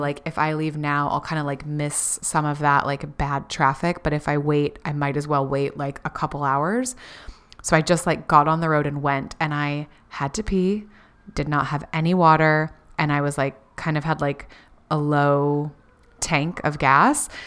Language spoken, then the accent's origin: English; Florida, United States; we grew up in Florida